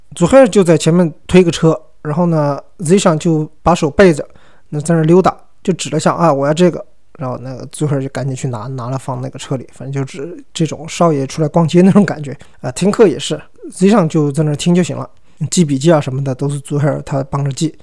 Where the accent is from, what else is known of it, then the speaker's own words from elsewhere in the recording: Sichuan, China; 我一个四川人啊我一个中国人嘛